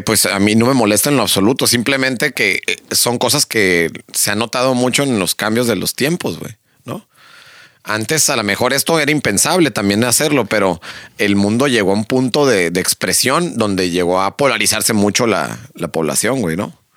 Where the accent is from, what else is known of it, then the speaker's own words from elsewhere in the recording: Mexico; como mexicano